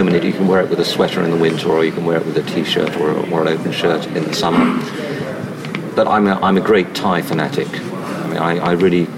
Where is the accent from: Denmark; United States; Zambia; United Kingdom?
United Kingdom; England; as an Englishman